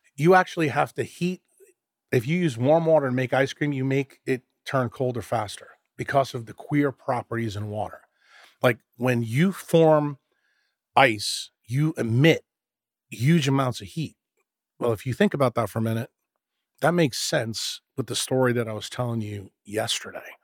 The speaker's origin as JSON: {"language": "English", "region": "New York", "country": "United States", "tie": "born or raised there", "said": "when you and I grew up in New York"}